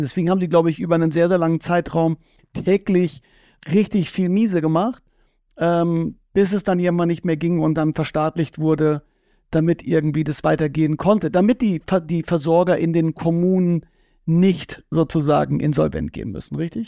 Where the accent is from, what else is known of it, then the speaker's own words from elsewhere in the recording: Bad Bentheim, Lower Saxony, Germany; Ich bin ja in Bad Bentheim aufgewachsen.